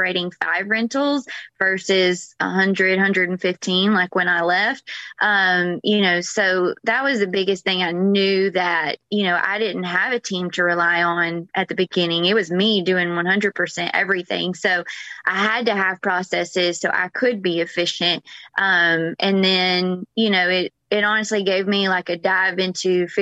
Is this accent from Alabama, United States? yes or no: no; Georgia, United States; moved away as an adult; now in Florida, United States; I'm originally from Georgia, I moved to Florida 11, 12 years ago